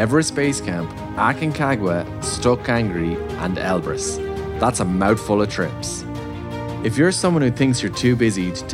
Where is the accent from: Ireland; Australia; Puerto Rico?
Ireland; Tipperary; I'm from Tipperary, but like, still the Midlands